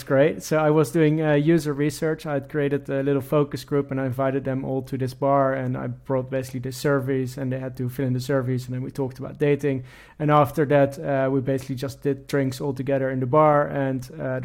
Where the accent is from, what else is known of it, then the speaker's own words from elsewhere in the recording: Netherlands; moved away as an adult; now in London, United Kingdom; I'm from the Netherlands, born and raised in the Netherlands, and currently living in London with my wife